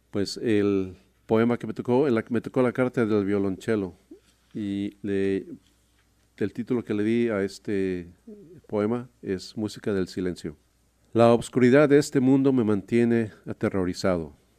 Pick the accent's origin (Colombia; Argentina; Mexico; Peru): Mexico; Mexico City; now in Seattle area, United States; Nací en la Ciudad de México hace casi 63 años